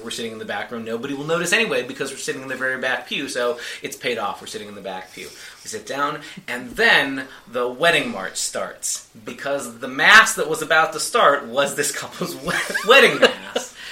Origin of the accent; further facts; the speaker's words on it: United States; I'm just an American. Please forgive me for being an American